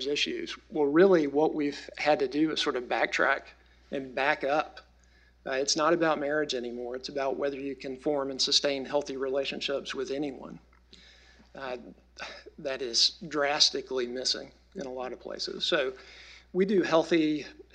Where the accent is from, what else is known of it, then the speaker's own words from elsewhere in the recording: the South, United States; we're all from the South, a region of the country that is always in poverty